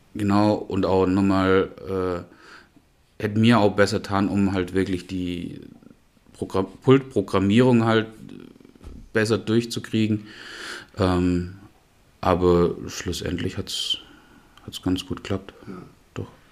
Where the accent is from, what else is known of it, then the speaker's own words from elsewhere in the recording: Knittlingen, Baden-Württemberg, Germany; moved away as an adult; also born or lived in Black Forest; now in Memmingen, Germany; aus äh, Knittlingen, nördlich von Pforzheim.